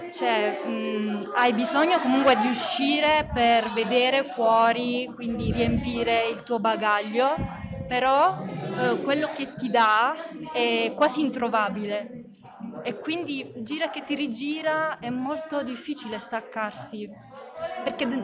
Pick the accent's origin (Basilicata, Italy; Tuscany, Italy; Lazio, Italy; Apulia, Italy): Basilicata, Italy; Pietrapertosa; Sì, sono di Pietra Pertosa anch'io.